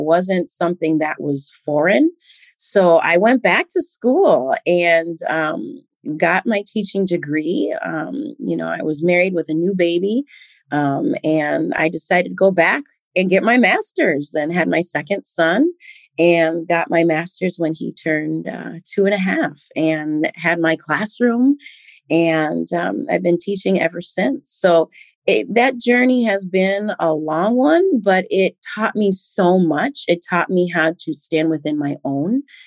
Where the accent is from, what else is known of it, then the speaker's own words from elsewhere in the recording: Minnesota, United States; also born or lived in Liberia; growing up in Minnesota